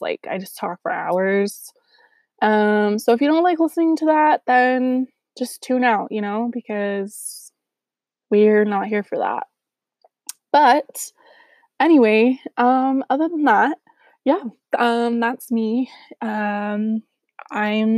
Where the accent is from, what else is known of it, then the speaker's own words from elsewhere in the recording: Southern California, United States; moved away as an adult; now in Utah, United States; I'm from Southern California